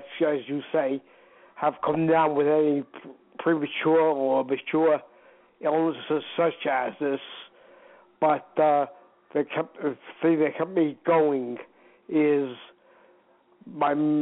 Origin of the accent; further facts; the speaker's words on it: New York City, New York, United States; I come from Queens, New York